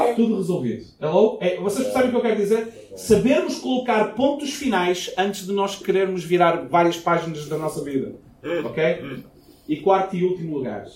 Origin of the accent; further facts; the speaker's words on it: Portugal; moved away as an adult; Quando eu saí de Portugal, eu namorava uma jovem e a gente estava basicamente noivos. E a ideia era eu ficar dois anos fora de Portugal, voltar, casar